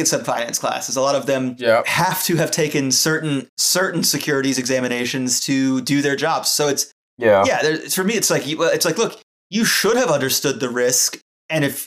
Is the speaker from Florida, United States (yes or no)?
yes; Florida, United States; I'm from Florida